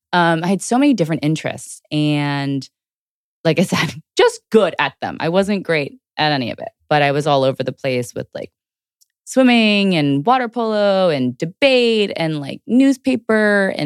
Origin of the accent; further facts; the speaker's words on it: Houston, Texas, United States; also born or lived in Georgia; So I was born in Georgia originally and then raised in Houston, and I grew up my whole life in Houston.